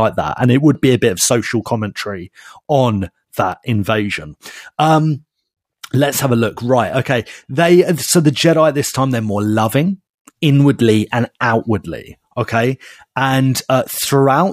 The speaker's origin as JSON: {"language": "English", "town": "Basildon", "region": "East of England", "country": "United Kingdom", "tie": "born or raised there", "said": "my hometown of Basildon"}